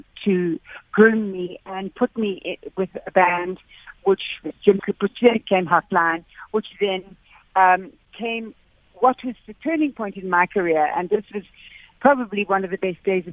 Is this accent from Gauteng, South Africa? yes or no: no; Durban, KwaZulu-Natal, South Africa; I grew up in Natal. I grew up in Durban.